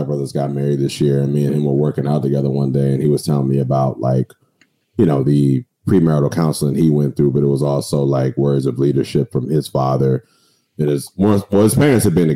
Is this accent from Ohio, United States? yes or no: no; Waldorf, Maryland, United States; I'm from Charles County. I'm from Waldorf